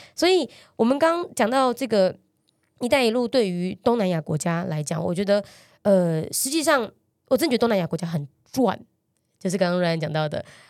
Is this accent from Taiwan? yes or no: yes; Taiwan; 我们台湾人